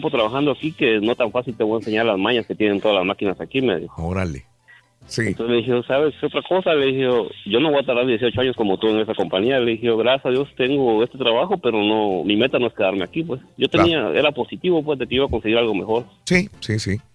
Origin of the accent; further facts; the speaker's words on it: Guatemala; estoy trabajando de lo que estudié en mi país, en Guatemala